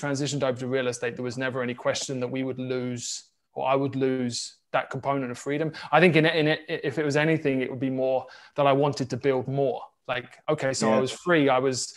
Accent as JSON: {"language": "English", "region": "South Coast of England", "country": "United Kingdom", "tie": "born or raised there", "moved": "as an adult", "lives_now": "Kansas City, United States", "said": "we're based now in Kansas City, but for me, I grew up in England on the South Coast"}